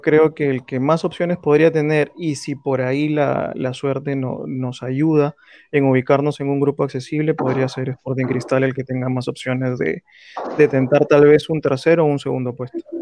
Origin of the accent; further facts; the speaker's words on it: Peru; no voy a hablar como un hincha de un equipo, sino como un peruano